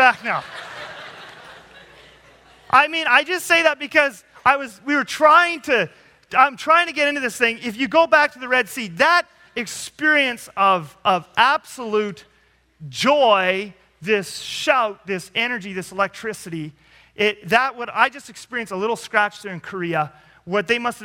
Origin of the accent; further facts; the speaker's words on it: Canada; I'm a Canadian